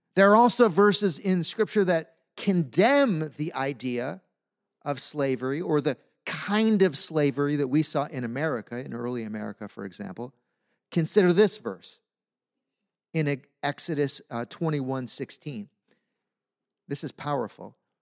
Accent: United States; As American Christians

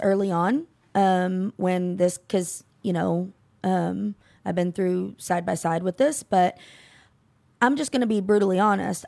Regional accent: Keller, Texas, United States; I'm from Keller

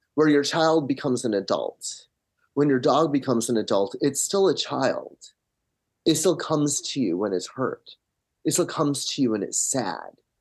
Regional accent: Michigan, United States; moved away as an adult; now in Los Angeles, United States; I grew up in Michigan, have been in L A for twenty years.

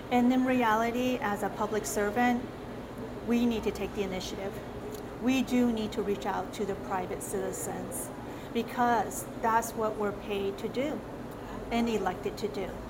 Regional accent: South Korea; now in Arizona, United States; My uh, ethnicity is Chinese, and I was born in South Korea. I came to the States in 1977

